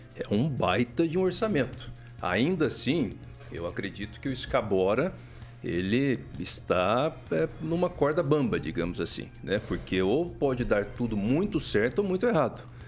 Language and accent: Portuguese; Mato Grosso do Sul, Brazil; moved away; also born or lived in Rondonópolis; sou sul-mato-grossense de nascimento